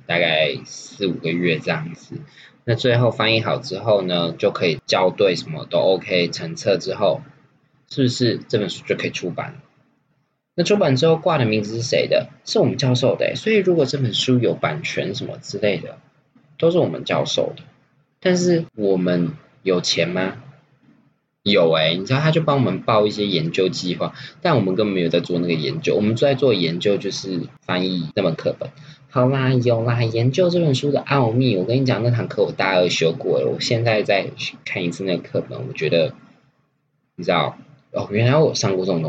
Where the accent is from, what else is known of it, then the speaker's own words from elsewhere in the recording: Taiwan; 我们台湾人哦，没有在遵守学术伦理的啦，好不好？